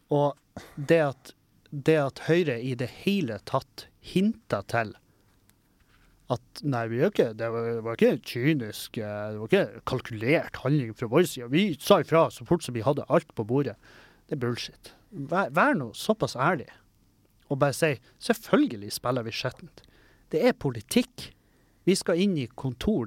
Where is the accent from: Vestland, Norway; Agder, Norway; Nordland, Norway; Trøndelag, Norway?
Nordland, Norway; Meløy; moved away; Hengkommunen min, Meløy